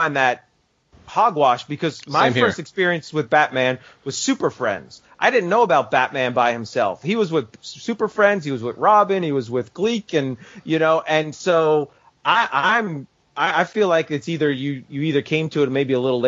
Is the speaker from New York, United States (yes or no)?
yes; New York, United States; accent: New York; my New York accent